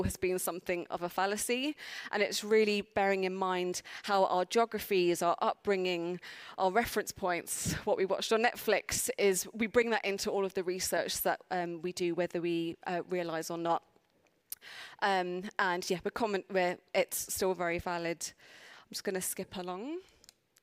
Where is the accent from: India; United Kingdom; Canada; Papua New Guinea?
United Kingdom; London; accent: South London; my South London accent